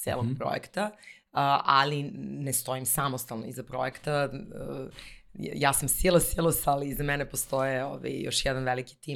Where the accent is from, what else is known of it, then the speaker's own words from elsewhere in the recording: Bar, Montenegro; now in Belgrade, Serbia; baka živela u baru i ja sam svoje detinstvo provela u tom gradu i najlepše uspomene vezujem za, za taj grad. I e, moja porodica sa mamine strane dolazim iz jedne pomorske porodice